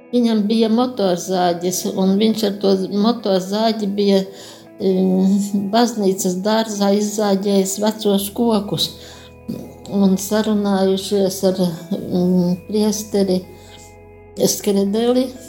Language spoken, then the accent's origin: Latvian; Jaungulbene, Gulbene Municipality, Latvia; Es nāku no Gulbenes rajona, Jaungulbenes ciema. Piedzimu sīkražotāju ģimenē